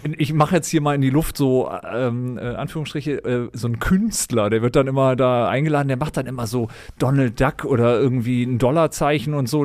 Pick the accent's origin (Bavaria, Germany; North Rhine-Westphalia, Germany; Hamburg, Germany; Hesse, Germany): North Rhine-Westphalia, Germany; Düsseldorf; also born or lived in Berlin; als Düsseldorfer